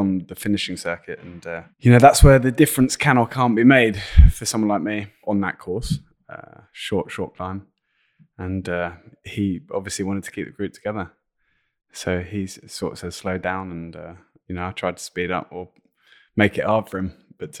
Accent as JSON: {"language": "English", "region": "London", "country": "United Kingdom", "accent": "London", "said": "This is when people zone out with my London accent."}